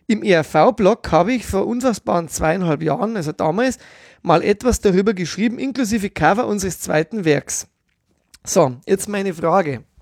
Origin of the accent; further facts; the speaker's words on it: Bavaria, Germany; Als Bayer solidarisiere ich mich mit den Schwaben